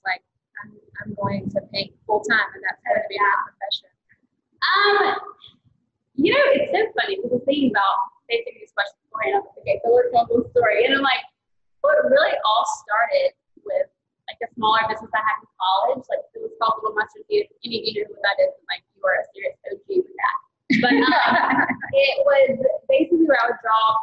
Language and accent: English; Taylorsville, Georgia, United States; also born or lived in Rome, Georgia / Charleston / Athens, Georgia; now in Atlanta, United States; Really, Taylorsville